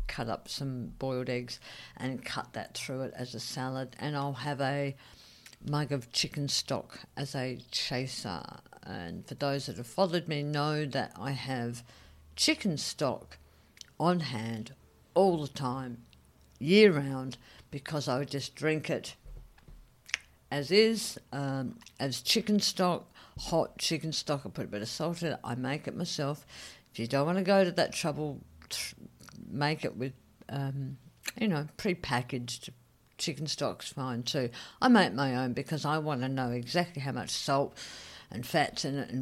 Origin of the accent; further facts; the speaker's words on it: Australia; moved away; also born or lived in Saigon, Vietnam; as an Australian